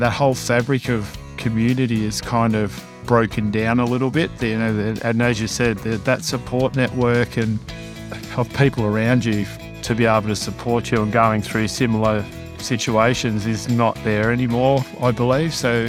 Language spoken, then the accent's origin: English; Melbourne, Victoria, Australia; also born or lived in Cockatoo; I grew up in Melbourne